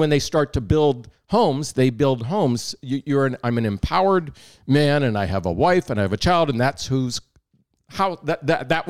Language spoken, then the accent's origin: English; Johnstown, Pennsylvania, United States; also born or lived in New York / Amsterdam; now in Maryland, United States; I'm from Johnstown, Pennsylvania. And so where I live now is close to there. And my grandfather ran the mafia branch in my hometown.